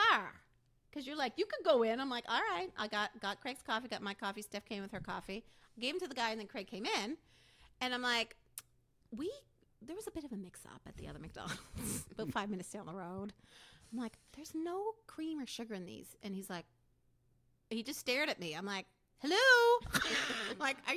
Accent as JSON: {"language": "English", "country": "Canada", "said": "we're Canadian"}